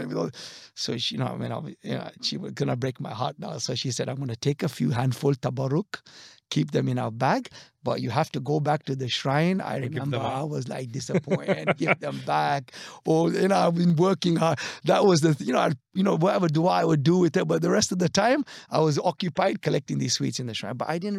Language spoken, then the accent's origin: English; DR Congo; But I also remember we grew up in West Africa. Now, there are very few Khoja Shia families in Zaire, as it was known. Today is the Democratic Republic of Congo.